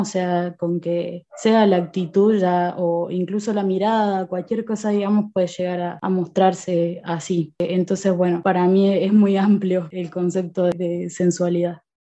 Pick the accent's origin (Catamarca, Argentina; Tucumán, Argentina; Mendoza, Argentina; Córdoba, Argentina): Córdoba, Argentina; also born or lived in Buenos Aires; nací en Buenos Aires y eh, me vine a Córdoba. Bueno, casi toda la vida viví acá